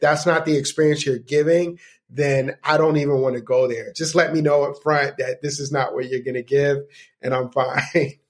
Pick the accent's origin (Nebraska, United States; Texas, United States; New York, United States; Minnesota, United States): New York, United States; I'm from New York